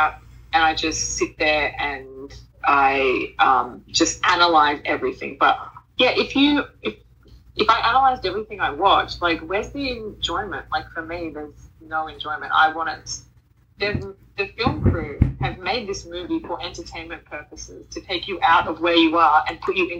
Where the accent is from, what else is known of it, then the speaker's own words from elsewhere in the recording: Australia; accent: Australian; I don't think our accent is like sexy at all